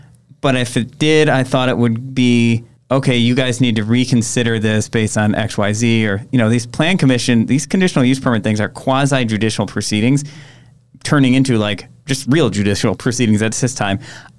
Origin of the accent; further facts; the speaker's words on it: Egg Harbor, Wisconsin, United States; I grew up in Egg Harbor. I used to deliver pizzas from what's now Door County Nature Works